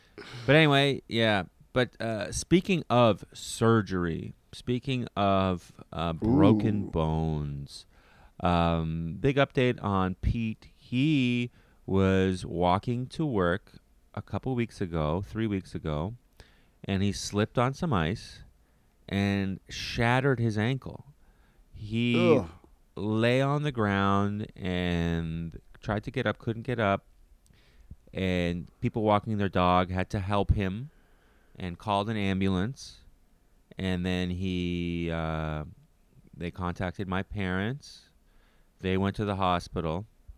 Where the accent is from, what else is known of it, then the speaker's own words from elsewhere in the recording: Canada; a Canadian